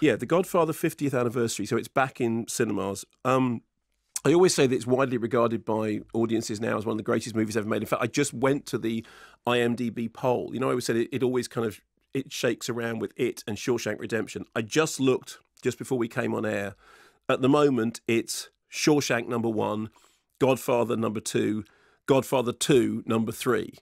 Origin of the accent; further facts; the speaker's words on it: United Kingdom; I'm British